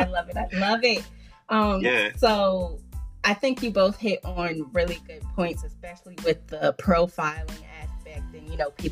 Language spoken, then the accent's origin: English; East Coast, United States; I came from the East Coast. So I'm kind of, yes. You know, I'm all around.